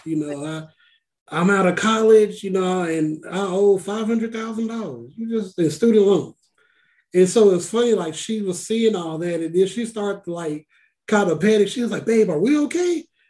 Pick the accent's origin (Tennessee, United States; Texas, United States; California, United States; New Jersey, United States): Texas, United States; Yeah, we're all from Texas, so you know Juneteenth is a big deal out here